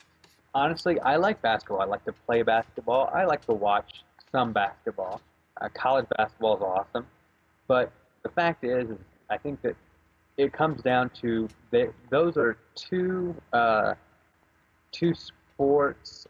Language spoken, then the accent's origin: English; Indiana, United States; I'm from Indiana